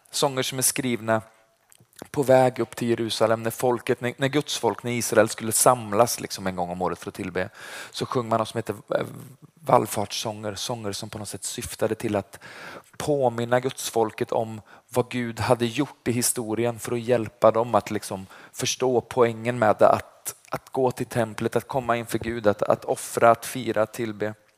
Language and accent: Swedish; Vargön, Västra Götaland, Sweden; Jag kommer från Vargön. Det ligger utanför Vänersborg. Det är därför jag låter som jag gör.